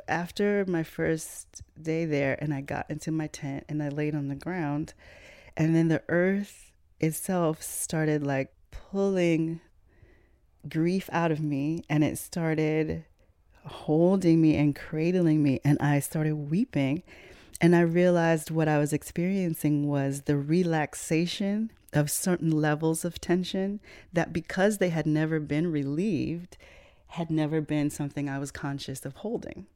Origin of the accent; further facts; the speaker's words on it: Chicago, Illinois, United States; I was raised in Chicago